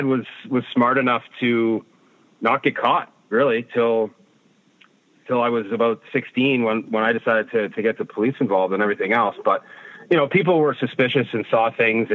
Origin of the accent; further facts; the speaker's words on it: outside Detroit, Michigan, United States; moved away as an adult; now in Toronto, Canada; I grew up mostly outside Detroit